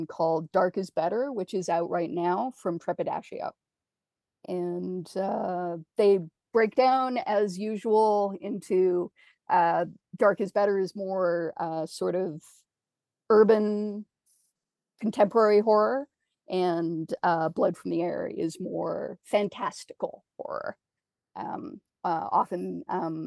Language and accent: English; Canada